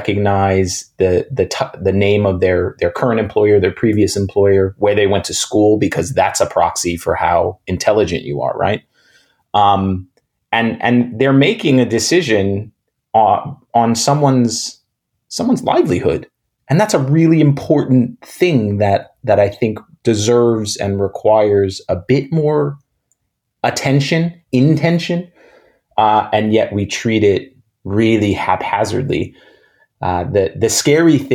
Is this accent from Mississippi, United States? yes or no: no; New York City, New York, United States; I grew up in New York City, in Manhattan, in the 80s and 90s.